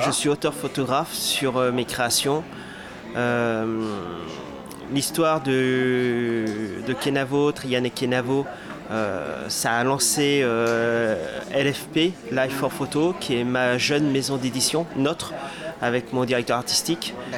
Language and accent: French; Brittany, France; moi je suis breton